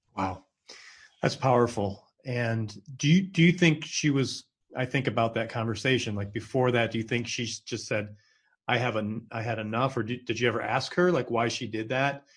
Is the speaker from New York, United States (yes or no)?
yes; Binghamton, New York, United States; I'm in your hometown, both of our hometowns, Binghamton, New York.